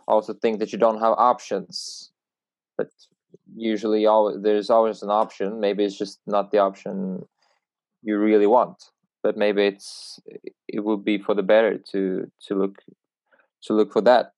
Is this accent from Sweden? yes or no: yes; Sweden; Growing up in Sweden